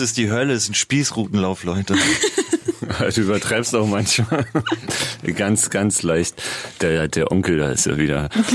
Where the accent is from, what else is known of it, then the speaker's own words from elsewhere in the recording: Berlin, Germany; wir kommen beide aus Prenzlauer Berg, sind da irgendwie entweder sogar, ne, geboren nicht, aber aufgewachsen